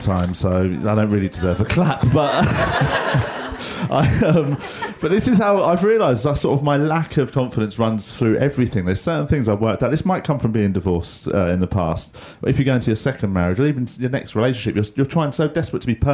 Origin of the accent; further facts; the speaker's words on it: England, United Kingdom; I'm from England, so the sort of people that name pineapples